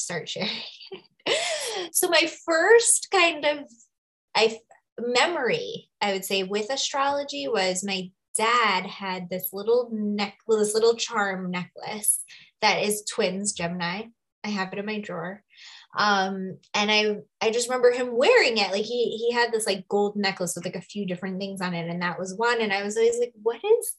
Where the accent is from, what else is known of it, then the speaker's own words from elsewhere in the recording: New York, United States; moved away as an adult; now in Sedona, United States; I currently live in Sedona. I'll share a little bit about how I ended up here, but I'm from New York originally.